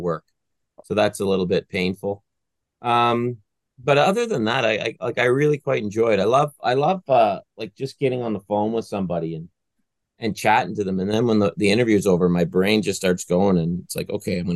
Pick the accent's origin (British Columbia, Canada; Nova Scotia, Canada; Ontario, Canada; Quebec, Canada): Nova Scotia, Canada; Pictou County; moved away; So when I was a kid, I grew up in Pictou County